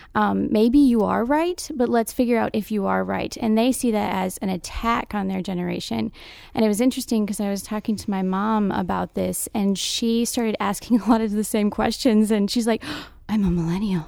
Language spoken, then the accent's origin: English; Tucson, Arizona, United States; moved away; I'm from Tucson, Arizona.